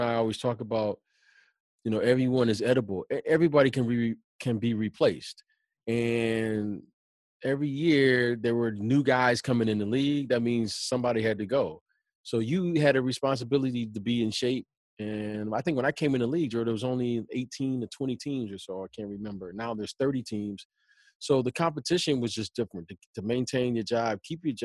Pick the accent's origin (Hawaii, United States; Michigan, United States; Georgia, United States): Michigan, United States; Detroit; I grew up growing up in Detroit